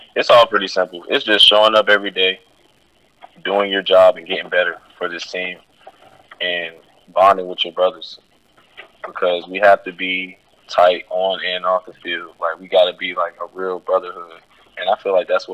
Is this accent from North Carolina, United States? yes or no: yes; North Carolina, United States; moved away as an adult; also born or lived in Virginia; now in Connecticut, United States; I'm from the South and in North Carolina